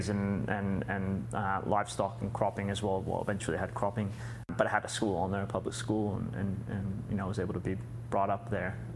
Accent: California, United States; also born or lived in Argentina; I was born in California raised between California and Argentina, and I think you know my early exposure was really growing up partly on the farm over over a period of years.

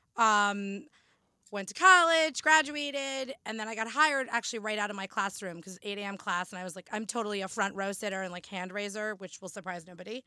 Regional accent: New Jersey, United States; also born or lived in Boston; born and raised in Jersey, I still live in Jersey

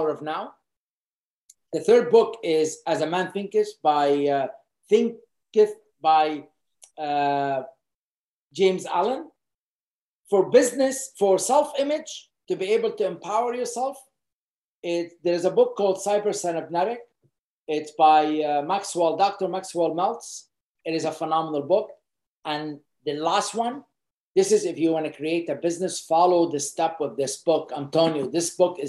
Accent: Beirut, Beirut Governorate, Lebanon; moved away as an adult; now in Canada; I grew up in Beirut, Lebanon

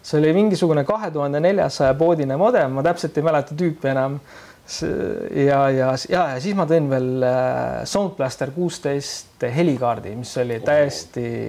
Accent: Keila, Harju County, Estonia; mina olen Keilast pärit

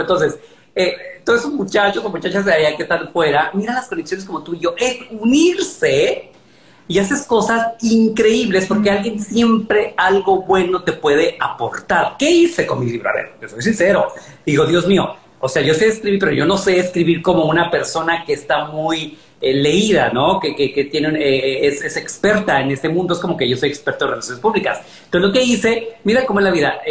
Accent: Mexico; now in New York, United States; como decimos en México

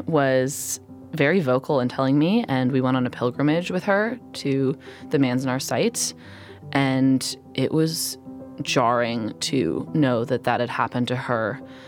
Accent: California, United States; growing up in California

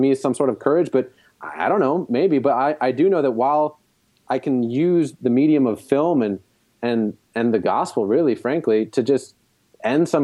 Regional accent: New York City, New York, United States; my hometown of Brooklyn

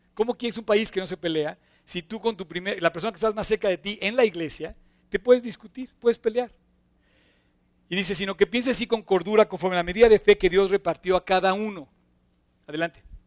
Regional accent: Mexico; como mexicanos

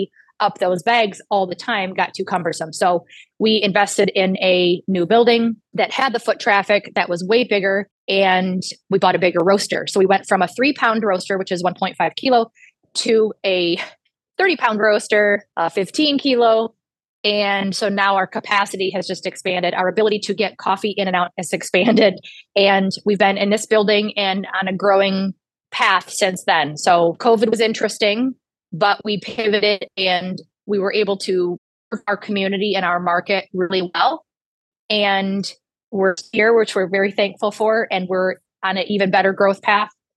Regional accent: the Thumb, Michigan, United States; also born or lived in Metro Detroit, Michigan; I am from the Thumb originally. I grew up in the Thumb

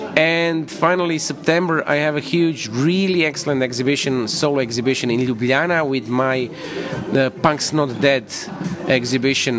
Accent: Zagreb, City of Zagreb, Croatia; my hometown

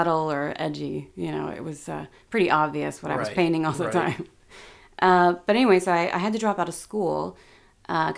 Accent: Boise, Idaho, United States; also born or lived in Portland, Oregon; now in Los Angeles, United States; I'm originally from Boise, Idaho.

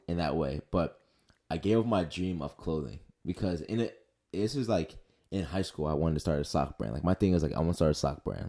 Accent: Philadelphia, Pennsylvania, United States; also born or lived in New Jersey; I grew up in Northeast Philly

